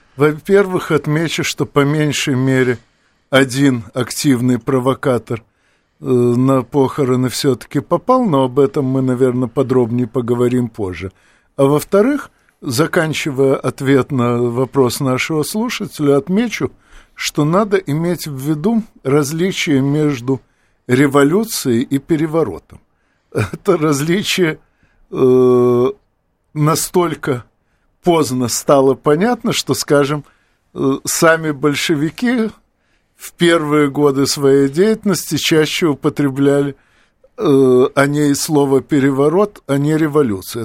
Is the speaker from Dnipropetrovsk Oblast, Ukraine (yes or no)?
no; Odesa, Odesa Oblast, Ukraine; Оба, как и я, из Одессы